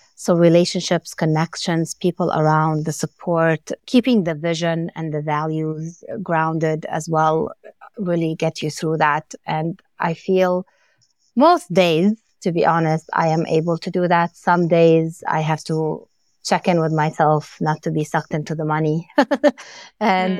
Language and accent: English; Lebanon; moved away; growing up in Lebanon and, and coming as an immigrant with my family